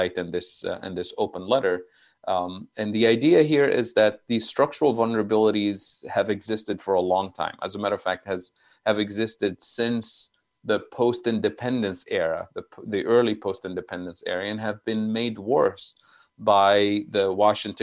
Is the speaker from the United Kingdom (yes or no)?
no; Tunisia; moved away; I'm originally from Tunisia, so I have family living there